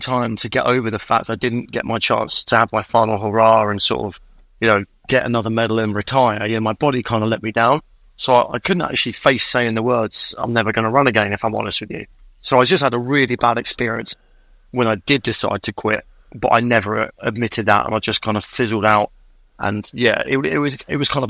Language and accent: English; England, United Kingdom; also born or lived in Farnborough; I grew up in England. I've never lived in Wales.